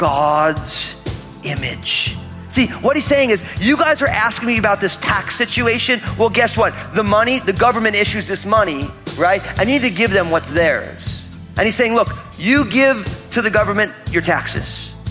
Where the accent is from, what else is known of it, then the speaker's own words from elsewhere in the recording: New Jersey, United States; grew up all Italian in New Jersey